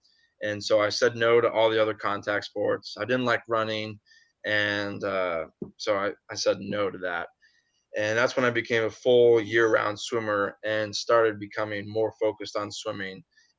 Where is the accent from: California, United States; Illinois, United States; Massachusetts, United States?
Illinois, United States; Springfield; I came from Springfield, Illinois is the birthplace of where I'm from.